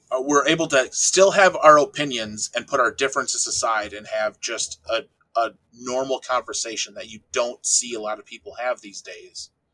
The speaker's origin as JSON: {"language": "English", "region": "Wisconsin", "country": "United States", "said": "I'm from a small town in Wisconsin of about 1,200 people"}